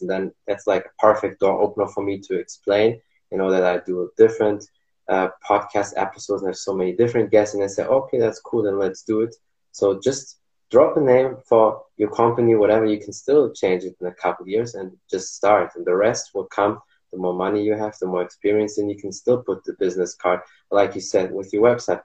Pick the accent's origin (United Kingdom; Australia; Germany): Germany; English is a second language; I'm here from Germany, so I know my English is not perfect